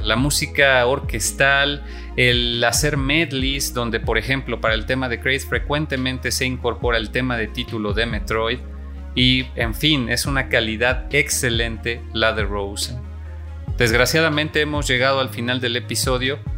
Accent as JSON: {"language": "Spanish", "country": "Mexico", "said": "en mi país, en México"}